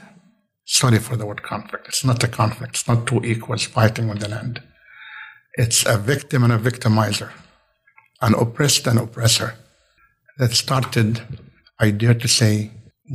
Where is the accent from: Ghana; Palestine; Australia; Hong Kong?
Palestine; now in United States; I was born and I grew up in Palestine.